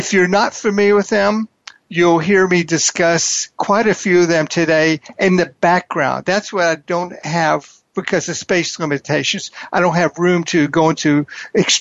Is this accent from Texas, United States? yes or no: yes; Houston, Texas, United States; I grew up in Houston, Texas in a divorced family